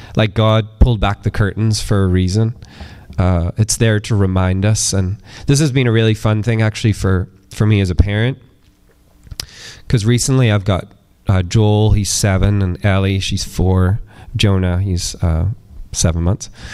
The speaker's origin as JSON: {"language": "English", "region": "east coast of Northern Ireland", "country": "United Kingdom", "tie": "born or raised there", "moved": "as an adult", "said": "where I grew up, and um, kind of lived on the east coast of Northern Ireland"}